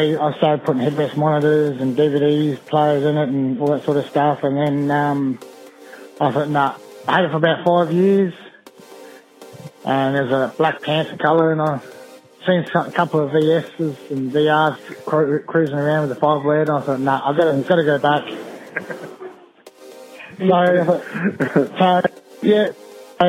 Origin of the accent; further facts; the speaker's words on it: Mount Gambier, South Australia, Australia; now in Queensland, Australia; I'm originally from South Australia, Mount Gambier